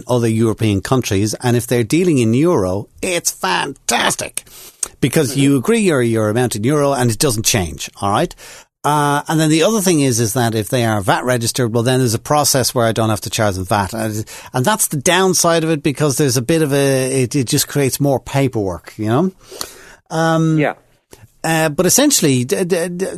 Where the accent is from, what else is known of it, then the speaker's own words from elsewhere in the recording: Ireland; I'm from Ireland.